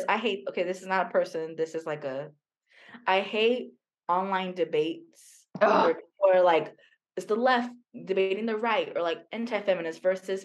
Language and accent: English; United States; being an American